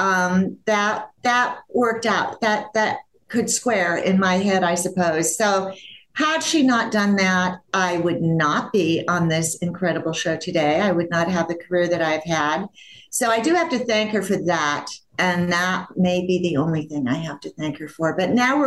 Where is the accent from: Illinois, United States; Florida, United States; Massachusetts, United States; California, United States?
California, United States; Los Angeles; when I come home from Cedars, where I was born, I went home to my grandmother's house